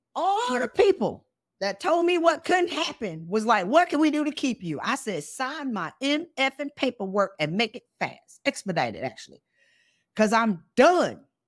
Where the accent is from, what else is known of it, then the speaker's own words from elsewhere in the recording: South Carolina, United States; I went to South Carolina State. I'm from South Carolina.